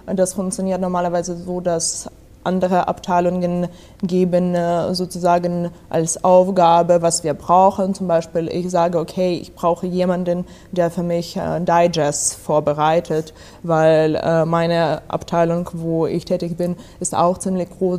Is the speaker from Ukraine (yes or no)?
yes; Odesa, Odesa Oblast, Ukraine; German is a second language; moved away; Ich komme aus Odessa, das ist am äh, Schwarzmeer